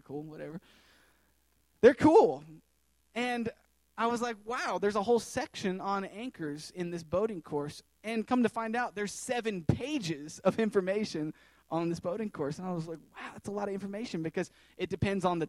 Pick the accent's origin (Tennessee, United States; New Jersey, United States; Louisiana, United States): Tennessee, United States; moved away as an adult; I was born and raised in Tennessee, landlocked